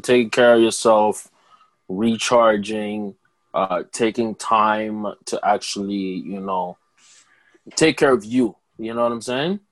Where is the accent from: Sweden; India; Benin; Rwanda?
Rwanda; as an African Rwandese person